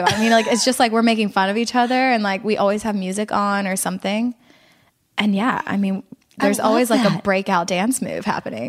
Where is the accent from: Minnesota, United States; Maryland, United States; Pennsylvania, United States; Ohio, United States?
Pennsylvania, United States; Philadelphia; now in Orlando, United States